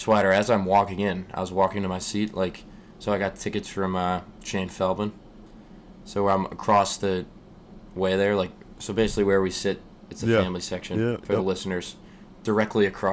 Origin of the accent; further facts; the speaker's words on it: Scranton, Pennsylvania, United States; we're from Scranton